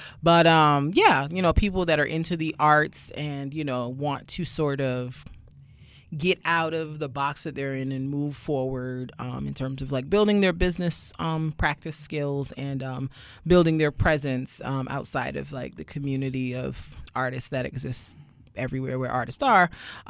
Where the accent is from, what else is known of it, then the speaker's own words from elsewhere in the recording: Brooklyn, New York, United States; also born or lived in Barbados / Queens; I just think I'm just a regular schmegler degler girl from Barbados / Queens / Brooklyn. I was born in Brooklyn, so I've been told I should claim it, but, you know.